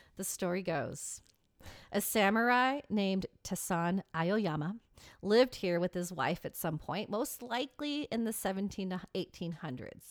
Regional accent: Seattle, Washington, United States; my hometown

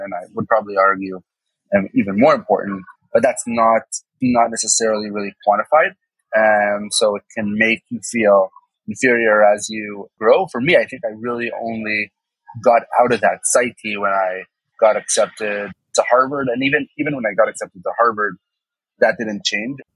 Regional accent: Israel; I didn't pass the actual exam that every Israeli goes through in, in, third grade

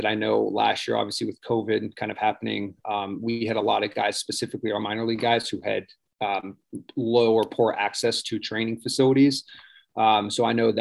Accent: Pittsburgh, Pennsylvania, United States; moved away as an adult; also born or lived in Houston; now in Port St. Lucie, United States; I grew up around Pittsburgh

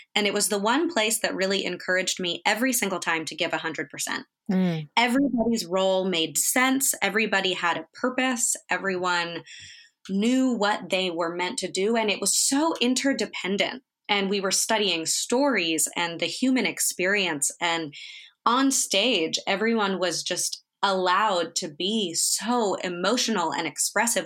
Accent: Northern California, United States; I grew up in Northern California

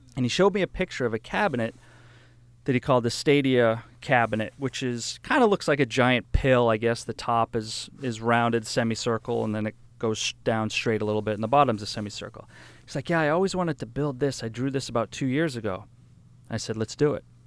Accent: New Hampshire, United States; I grew up in New Hampshire on this hundred acre farm, and we rented the place

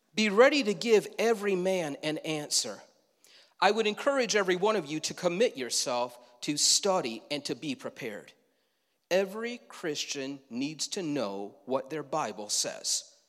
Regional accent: Leroy, United States; Growing up in Leroy, many yards had these hay bales with a bullseye

